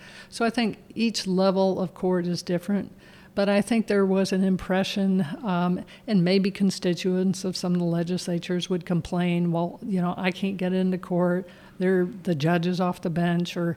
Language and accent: English; Decatur, Illinois, United States; a Division III school in my hometown, Millikan University